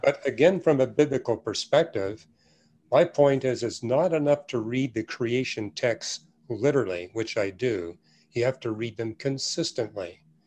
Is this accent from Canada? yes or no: yes; Canada; now in United States; every church I went to where I was raised in Canada